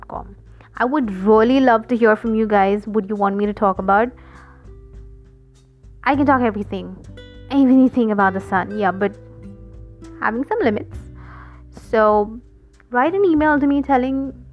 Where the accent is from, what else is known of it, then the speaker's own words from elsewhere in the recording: India; I'm from India